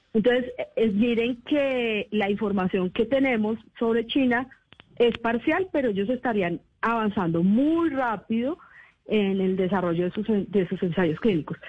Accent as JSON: {"language": "Spanish", "region": "Bogotá", "country": "Colombia", "said": "yo soy bogotana, pero padre ah. ecuatoriano"}